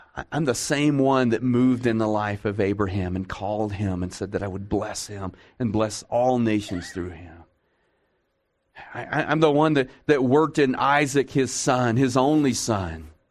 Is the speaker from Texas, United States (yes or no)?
yes; Texas, United States; I'm from Texas